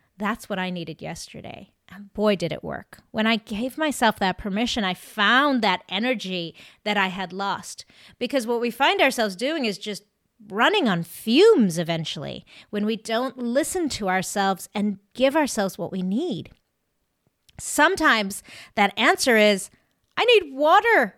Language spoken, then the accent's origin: English; South Africa; now in Maine, United States; I actually grew up in South Africa